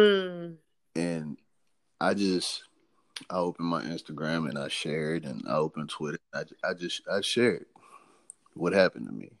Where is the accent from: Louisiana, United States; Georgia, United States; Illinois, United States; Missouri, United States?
Louisiana, United States; New Orleans; I'm from New Orleans, Louisiana